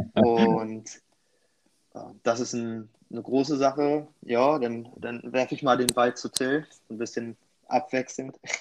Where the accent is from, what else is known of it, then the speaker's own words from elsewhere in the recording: near Schwerin, Mecklenburg-Vorpommern, Germany; ganz, ganz ursprünglich wirklich Nähe von Schwerin.